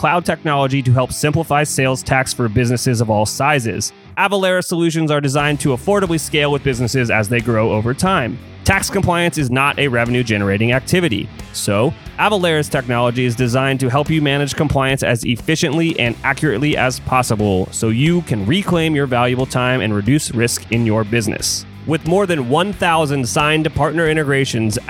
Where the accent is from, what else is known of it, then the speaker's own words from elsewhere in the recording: Columbus, Ohio, United States; I grew up here in Columbus, Ohio